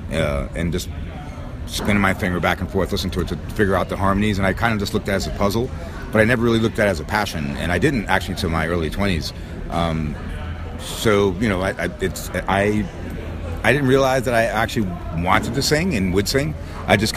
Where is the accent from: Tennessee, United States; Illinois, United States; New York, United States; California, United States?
New York, United States; New York City; I'm from New York City